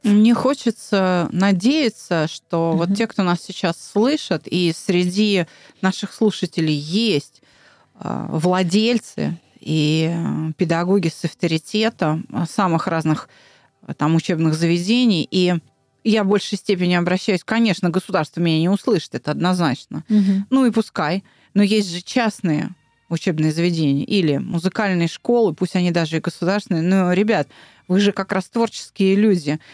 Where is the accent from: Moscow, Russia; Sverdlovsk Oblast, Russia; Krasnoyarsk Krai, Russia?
Moscow, Russia; я москвичка